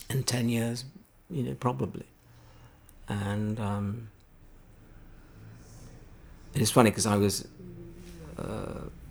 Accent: Halifax, Yorkshire and the Humber, United Kingdom; growing up in Halifax

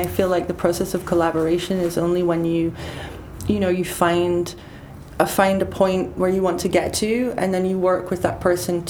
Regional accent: United Kingdom; now in Paris, France; I don't feel, I'm still British, but I'm definitely Parisian now.

